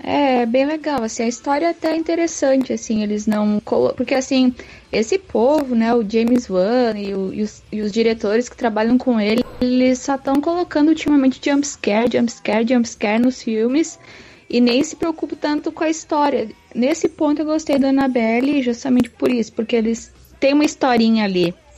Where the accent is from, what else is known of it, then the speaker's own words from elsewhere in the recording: Rio Grande do Sul, Brazil; eu sou do Rio Grande do Sul